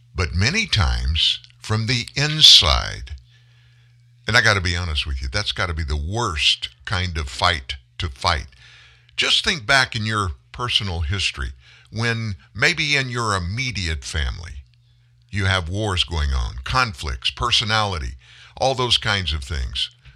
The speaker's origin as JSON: {"language": "English", "town": "Lafayette", "region": "Louisiana", "country": "United States", "tie": "born or raised there", "moved": "yes", "said": "Lafayette, Louisiana, my hometown"}